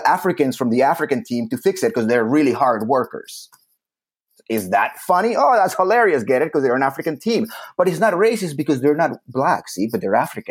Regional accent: Colombia; now in United States; German family. I was born in Colombia

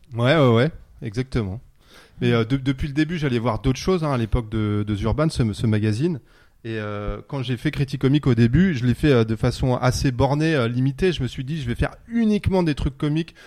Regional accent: Pantin, Île-de-France, France; on est au cœur de Pantin, là où j'ai grandi

